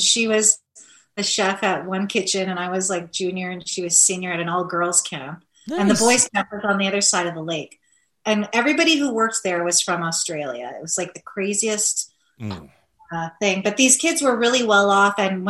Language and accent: English; Thunder Bay, Ontario, Canada; Yep, born and raised.